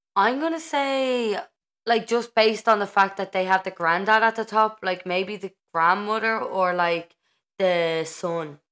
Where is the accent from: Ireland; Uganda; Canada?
Ireland; as an Irish person